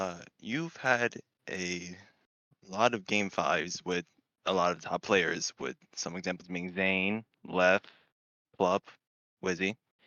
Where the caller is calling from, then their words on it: New York, United States; Oh, I'm from New York, and I got a question for Sup.